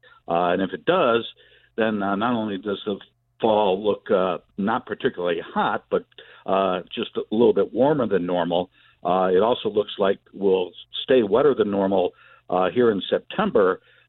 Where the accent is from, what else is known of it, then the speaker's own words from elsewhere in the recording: Chicago, Illinois, United States; moved away; also born or lived in the South; I was born and raised in Chicago, and most of the family is still up there.